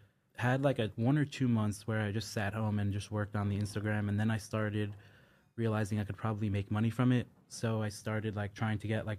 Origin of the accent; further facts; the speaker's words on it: New York City, New York, United States; I grew up in Brooklyn.